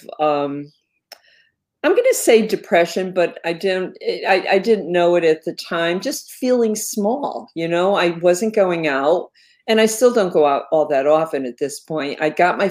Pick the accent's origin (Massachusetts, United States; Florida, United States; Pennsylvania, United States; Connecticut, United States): Connecticut, United States; I'm a lifelong resident of Connecticut, and I like it